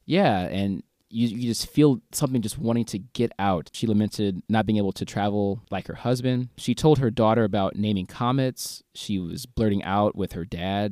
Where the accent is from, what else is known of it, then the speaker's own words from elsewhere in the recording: St. Louis, Missouri, United States; moved away as an adult; now in South Korea; Saint Louis, my hometown